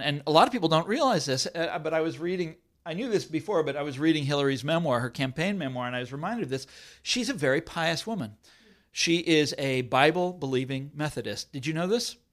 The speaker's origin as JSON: {"language": "English", "town": "Kansas City", "region": "Kansas", "country": "United States", "tie": "born or raised there", "said": "I grew up in Kansas City, and I, I went to high school in Kansas City"}